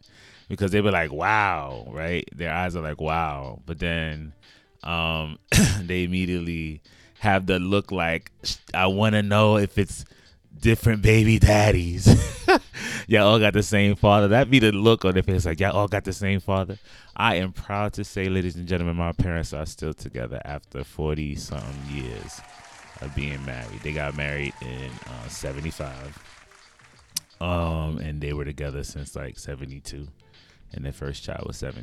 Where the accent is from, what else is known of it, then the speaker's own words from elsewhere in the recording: New York City, New York, United States; where I grew up in Brooklyn, by the way, I'm from Brooklyn